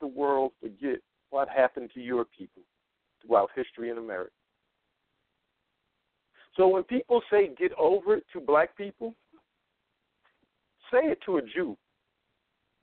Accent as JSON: {"language": "English", "region": "New York", "country": "United States", "said": "I'm a New Yorker"}